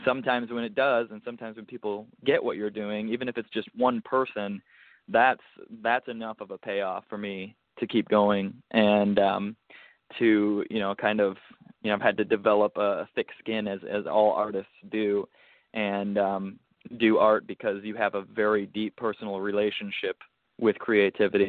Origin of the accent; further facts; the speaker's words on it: United States; me being an American